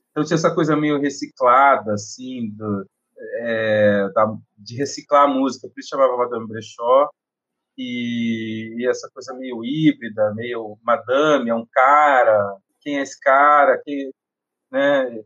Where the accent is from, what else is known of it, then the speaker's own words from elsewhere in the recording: Londrina, Paraná, Brazil; eu sou de Londrina, eu sou cantor, compositor